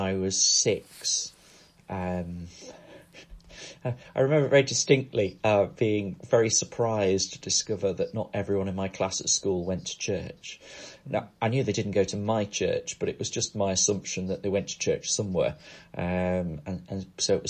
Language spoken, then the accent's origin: English; Crosby, North West England, United Kingdom; moved away as an adult; also born or lived in Poynton, Cheshire; I grew up in a place called Crosby, which is just north of Liverpool